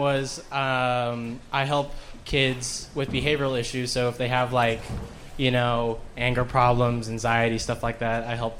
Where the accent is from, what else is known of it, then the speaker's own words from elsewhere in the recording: Arkansas, United States; I came down, I'm from Arkansas, I came down with my friend, he's going across country to live with his girlfriend, and so I was like, fuck it, I'll come down to Austin